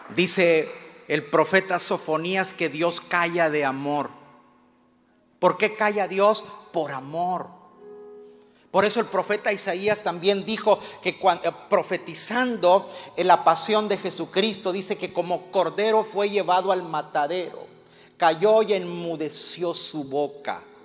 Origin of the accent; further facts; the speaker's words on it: Mexico; los que somos mexicanos